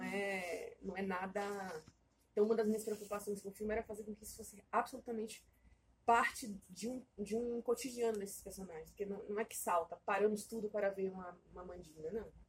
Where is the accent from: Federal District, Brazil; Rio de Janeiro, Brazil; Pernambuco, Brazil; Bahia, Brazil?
Bahia, Brazil; now in São Paulo, Brazil; Eu sou baiana, né? Não sei se vocês sabem, eu moro aqui, mas eu, eu não sou daqui, eu sou baiana. Então eu cresci no meio dessa, dessa maluquice toda